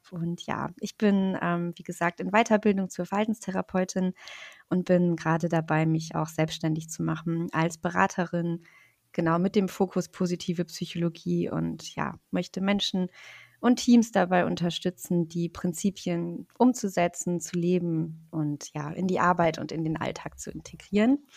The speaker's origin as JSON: {"language": "German", "town": "Rostock", "region": "Mecklenburg-Vorpommern", "country": "Germany", "said": "Ich komme aus Rostock, also aus Deutschland, ähm, von der Ostseeküste."}